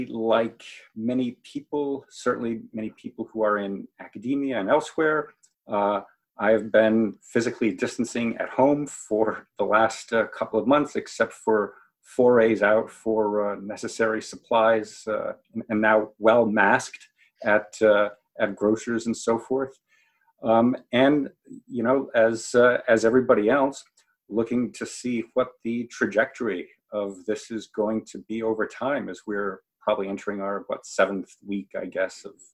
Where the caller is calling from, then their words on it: Newark, Delaware, United States; I am calling from Newark, Delaware. That's where the University of Delaware is.